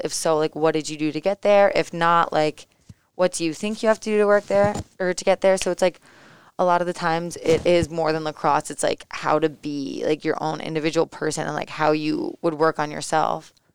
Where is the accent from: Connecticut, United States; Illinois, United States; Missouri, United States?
Connecticut, United States; East Lyme; So I'm originally from East Lyme, Connecticut